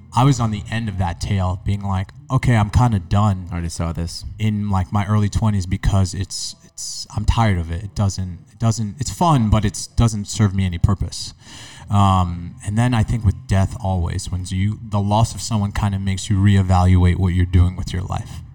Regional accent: New York City, New York, United States; growing up in New York City

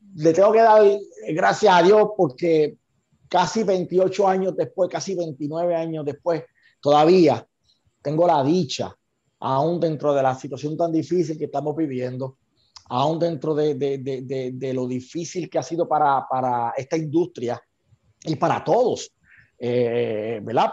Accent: Santa Isabel, Puerto Rico; soy del pueblo de Carlitos Colón

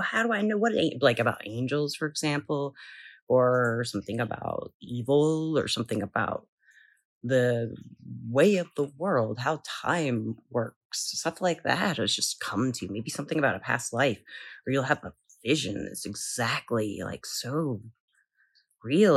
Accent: the South, United States; I'm from the South

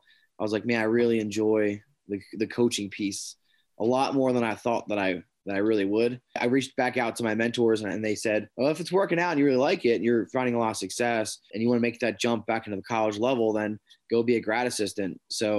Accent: Hanover, Pennsylvania, United States; I grew up in Hanover, Pennsylvania, which is, if you have ever had Snyder's pretzels or Utz potato chips or Martin's potato chips, they're all right there in Hanover. So snack food capital of the world. It's in York County, Pennsylvania, which is like right outside Gettysburg.

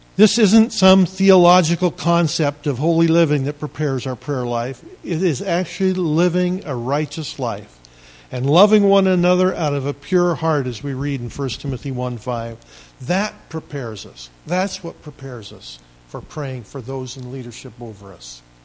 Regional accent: Maupin, Oregon, United States; I grew up in Maupin

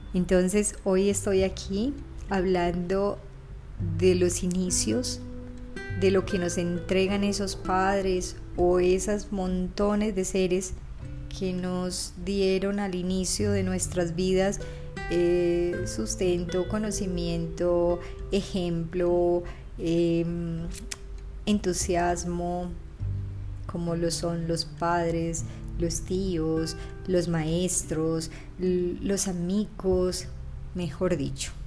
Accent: Valledupar, Cesar, Colombia; also born or lived in Ciudad Bolívar, Antioquia; Valledupar en mi anterior primer podcast porque fue la ciudad donde viví mi infancia y quizás mi adolescencia

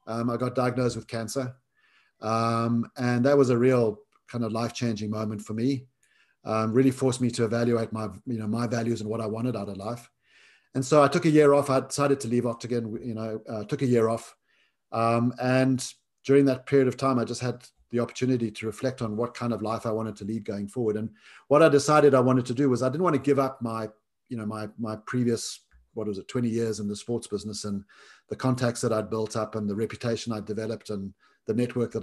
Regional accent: South Africa; growing up in South Africa

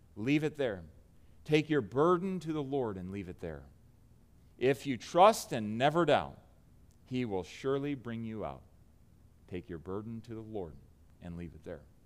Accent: United States; as an American

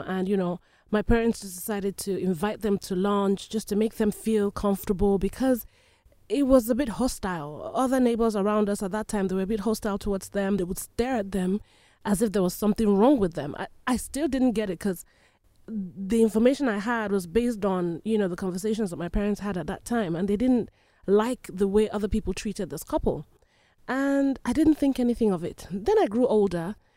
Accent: Nigeria; moved away; I was born and raised in Nigeria

